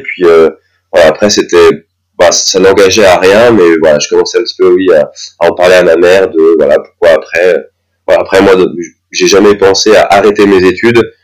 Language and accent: French; near Dijon, Bourgogne-Franche-Comté, France; moved away as an adult; now in Strasbourg, France; à Dijon, là, là d'où je viens, je viens à côté Dijon